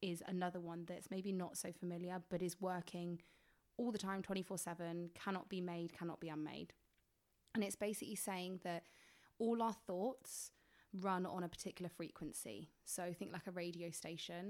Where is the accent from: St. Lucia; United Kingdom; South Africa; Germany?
United Kingdom; England; I'm from England